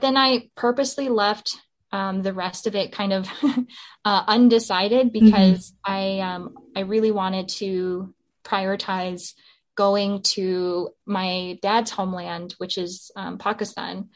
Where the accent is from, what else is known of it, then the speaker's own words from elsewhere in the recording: Alaska, United States; I'm from Alaska, I was back in Alaska.